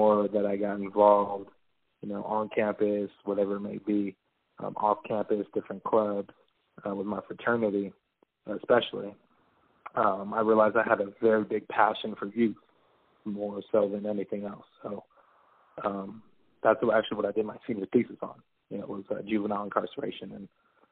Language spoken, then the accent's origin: English; Riverside, California, United States; also born or lived in Las Vegas, Nevada / Chico, California; I mainly grew up in Riverside, California.